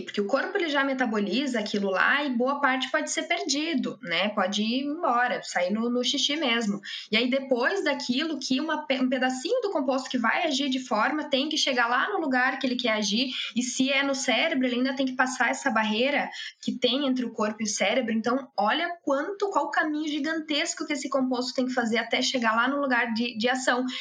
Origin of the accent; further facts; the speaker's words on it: Passo Fundo, Rio Grande do Sul, Brazil; moved away as an adult; now in Porto Alegre, Brazil; Eu sou natural de Passo Fundo, mas eu moro já em Porto Alegre, eu vim para Porto Alegre para fazer a graduação